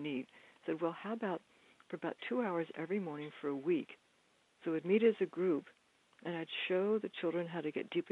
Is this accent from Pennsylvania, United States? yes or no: yes; Bryn Mawr, Pennsylvania, United States; I went back to the school that I'd gone to growing up in Bryn Mawr, Pennsylvania